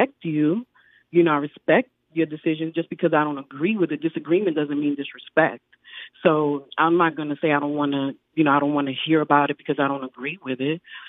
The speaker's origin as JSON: {"language": "English", "town": "Pensacola", "region": "Florida", "country": "United States", "tie": "born or raised there", "said": "I grew up, I had after school, you know, where I grew up in the District 1."}